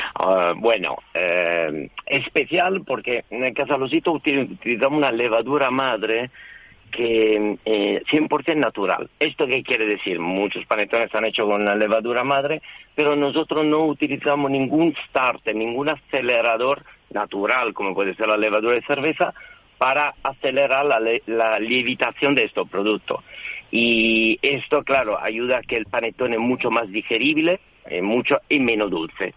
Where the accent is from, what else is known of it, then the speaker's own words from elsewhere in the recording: Italy; moved away; yo soy italiano, claramente, y mi esposa es francesa. Y, en casa hablamos español